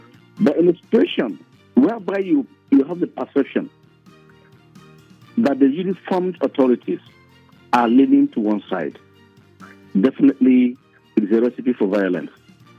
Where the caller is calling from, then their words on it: Lagos, Nigeria; I'm calling you from Lagos.